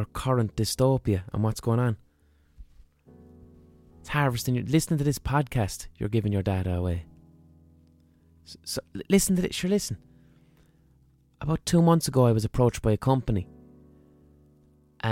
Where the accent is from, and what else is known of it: Ireland; accent: Southern Irish